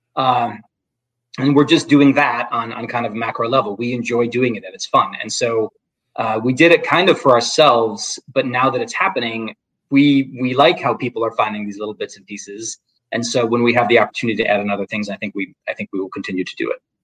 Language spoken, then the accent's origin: English; Midwest, United States; I grew up in the Midwest